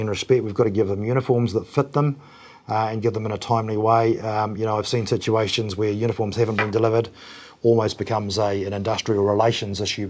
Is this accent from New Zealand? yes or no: yes; New Zealand; deep down, I'm a Kiwi.